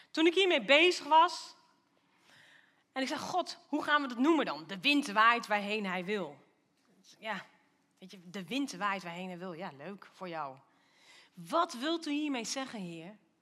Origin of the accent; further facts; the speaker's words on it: Lochem, Gelderland, Netherlands; now in Doetinchem, Netherlands; ik ben wel opgegroeid in Lochem